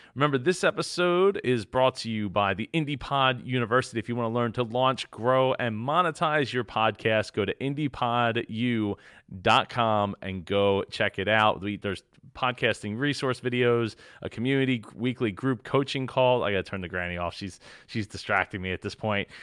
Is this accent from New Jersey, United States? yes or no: yes; New Jersey, United States; growing up in Jersey